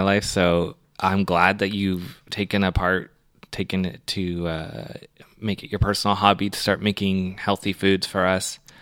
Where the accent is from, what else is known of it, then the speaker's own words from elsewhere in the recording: Canada; I'm from Canada.